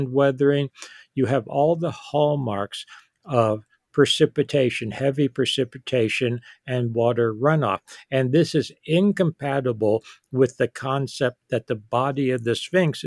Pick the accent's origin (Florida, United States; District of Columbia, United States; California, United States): District of Columbia, United States; Washington; moved away as an adult; also born or lived in Boston, Massachusetts; I grew up in the Washington, D.C. area